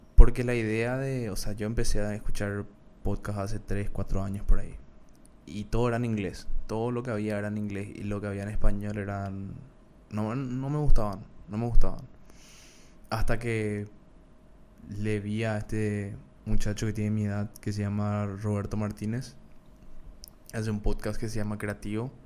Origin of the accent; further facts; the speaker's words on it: Paraguay; accent: Paraguayan; cómo habla la gente de Paraguay, que yo estoy orgulloso de, cómo hablo